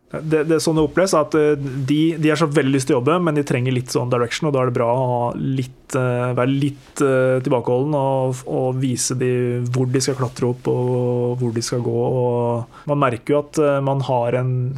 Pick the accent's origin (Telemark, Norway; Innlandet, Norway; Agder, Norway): Innlandet, Norway; Toten; Jeg er fra Toten. Jeg eh, vokste opp på gård med låve og stabbur